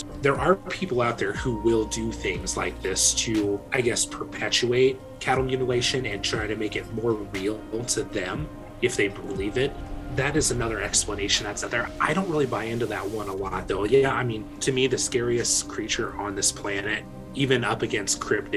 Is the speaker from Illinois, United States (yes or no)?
yes; Decatur, Illinois, United States; in my hometown at Scoville Zoo